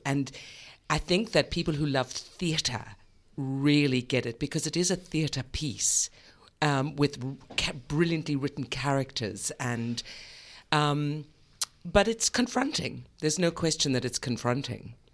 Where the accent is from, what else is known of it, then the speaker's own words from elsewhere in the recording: South Africa; also born or lived in New York; now in Australia; I come from South Africa, which is a very, was a very oppressive regime.